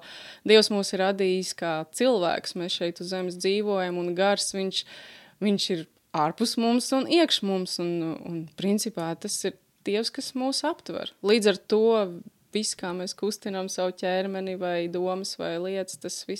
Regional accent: Liepāja, Kurzeme, Latvia; mēs esam mācītāji Liepājā, esam no Liepājas

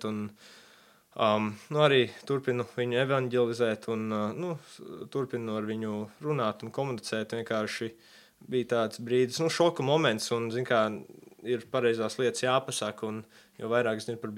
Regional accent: Texas, United States; born there; also born or lived in Latvia; es piedzimu, pats piedzimu Amerikā, Jā, Teksas štatā. Piedzimu sportista ģimenē.

